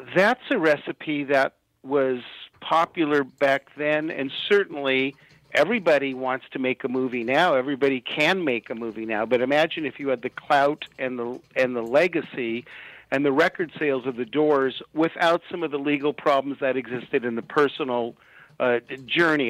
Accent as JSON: {"language": "English", "town": "Los Angeles", "region": "California", "country": "United States", "said": "I'm I'm from Hollywood."}